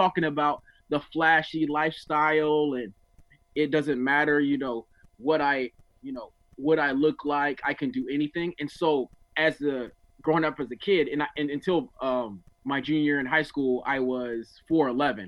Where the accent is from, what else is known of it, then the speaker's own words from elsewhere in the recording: Oceanside, California, United States; also born or lived in Newark, New Jersey; I ended up in Oceanside. So I grew up in Oceanside